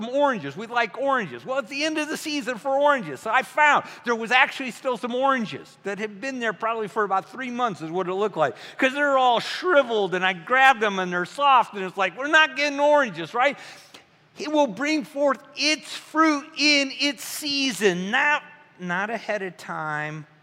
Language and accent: English; Midwest, United States; I'm from the Midwest, Bing Cherries, Michigan.